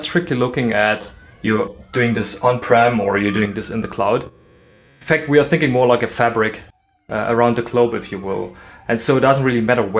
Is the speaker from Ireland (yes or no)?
no; East Germany, Germany; English is a second language; I grew up in East Germany and I was 7 years old